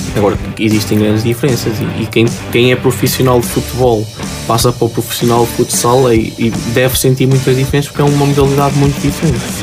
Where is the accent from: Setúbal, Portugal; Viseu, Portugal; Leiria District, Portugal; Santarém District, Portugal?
Viseu, Portugal; near Aguiar da Beira; moved away; joguei no, no, no Aguiar da Beia, que é uma, uma, uma vila próxima da minha terra